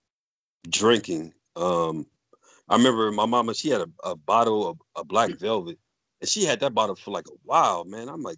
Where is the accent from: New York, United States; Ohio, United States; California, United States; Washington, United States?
Ohio, United States; Ashtabula; also born or lived in Chicago, Illinois; now in Erie, United States; my mom had moved us out of Chicago when I was like six or seven years old. We moved to Ashtabula, Ohio